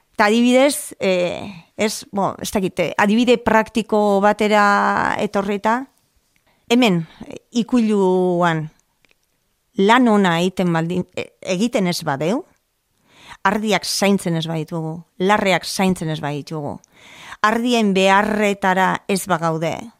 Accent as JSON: {"language": "Basque", "region": "Basque Country", "country": "Spain", "tie": "born or raised there", "also_born_or_lived": "Salceda de Caselas, Pontevedra, Galicia", "said": "Abustun jaio nintzen, oporretan jaio nintzen, eta han jaio nintzen. Baina gurasok ordurako ja Euskal Herrian bizi zian, eta, eta hemen hementxe hazi"}